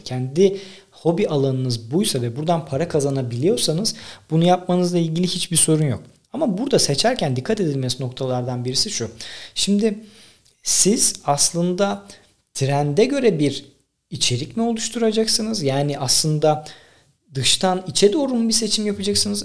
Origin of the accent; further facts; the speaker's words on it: Tekirdağ, Turkey; Benim babam gözlükçü. Ben 1,5-2 yaşından beri esnaf çocuğuyum. Dükkanda büyüdüm. Tekirdağ'daki bütün esnafı tanırım.